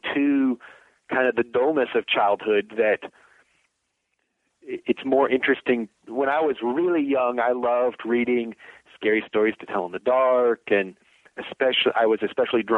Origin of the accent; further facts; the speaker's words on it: Danville, Kentucky, United States; moved away as an adult; now in Virginia, United States; growing up in Danville, Kentucky, in the middle of nowhere in Kentucky